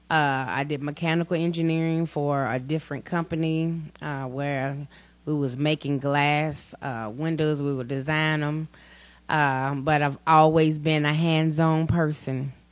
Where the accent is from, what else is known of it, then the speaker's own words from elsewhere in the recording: Gallatin, Tennessee, United States; now in Portland, United States; Uh, yes, I am from Gallatin, but I live here in Portland. I've been here about three years.